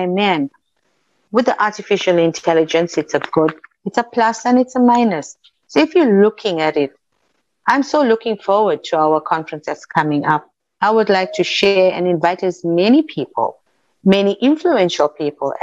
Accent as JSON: {"language": "English", "country": "South Africa", "said": "I'm an Indian South African"}